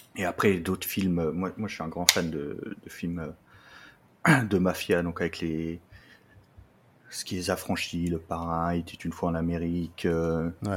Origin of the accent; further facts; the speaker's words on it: Lorraine, Grand Est, France; now in Troyes, France; je suis originaire, euh, de Lorraine